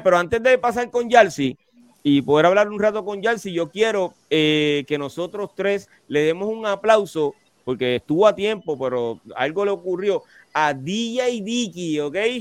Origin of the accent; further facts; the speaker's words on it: Carolina, Puerto Rico; soy de Carolina